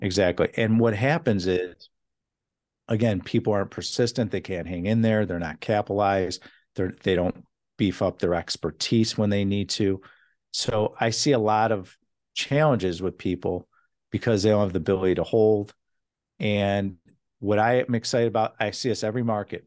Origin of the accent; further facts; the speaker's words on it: Chicago, Illinois, United States; now in California, United States; I come from Chicago